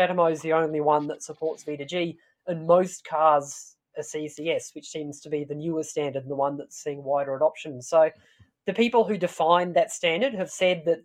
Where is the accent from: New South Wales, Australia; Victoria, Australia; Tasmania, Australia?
Tasmania, Australia; I'm from Tasmania.